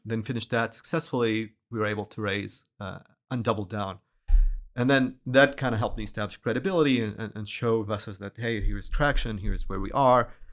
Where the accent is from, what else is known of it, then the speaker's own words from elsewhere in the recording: Syria; moved away as an adult; also born or lived in Dubai / Boston; now in Houston, United States; I'm originally from Syria